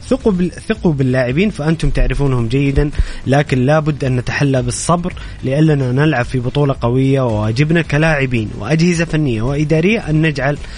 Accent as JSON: {"language": "Arabic", "country": "Egypt", "also_born_or_lived": "Jeddah, Saudi Arabia", "lives_now": "Saudi Arabia", "said": "انا مصري مقيم في السعوديه مواليد جده 85"}